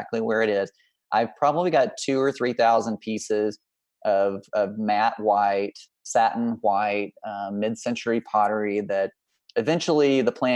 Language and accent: English; Mississippi, United States; also born or lived in Texas; now in Midwest, United States; I'm from Mississippi originally, so I'm influenced by, you know, growing up in the South